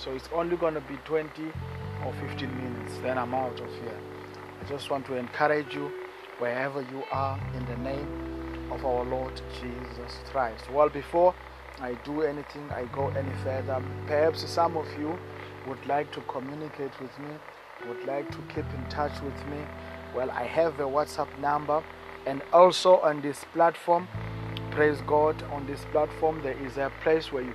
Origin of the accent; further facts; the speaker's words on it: East London, Eastern Cape, South Africa; In the Eastern Cape in South Africa, in a town called East London.